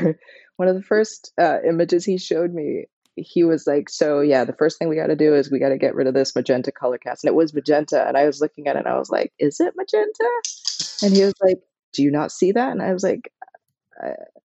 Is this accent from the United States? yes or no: no; Barbados; moved away; I grew up in Barbados